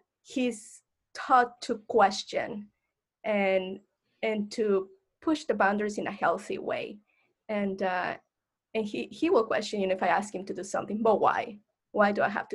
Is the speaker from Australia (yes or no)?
no; Mexico; moved away; I identify as Mexican, Latinx, and I grew up in Mexico, in an educational Mexican system